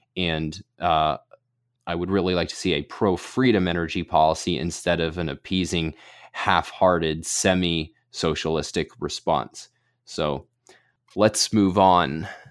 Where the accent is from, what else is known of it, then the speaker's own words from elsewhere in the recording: Pennsylvania, United States; my home state of Pennsylvania